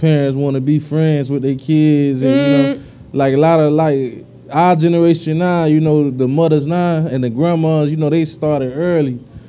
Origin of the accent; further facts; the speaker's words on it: South Miami-Dade, Florida, United States; I'm from down south, man. So down south, like it be different. You know, I travel a lot, so you know, I'm from the Ranger, right?